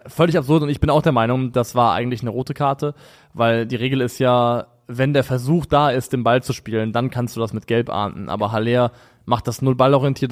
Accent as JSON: {"language": "German", "region": "Rhine area", "country": "Germany", "tie": "born or raised there", "said": "als jemand, der am Rhein aufgewachsen ist"}